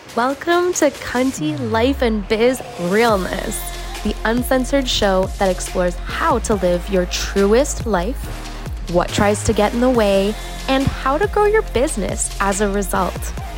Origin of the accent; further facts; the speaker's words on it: Ontario, Canada; moved away as an adult; now in Portugal; I was born and raised in Canada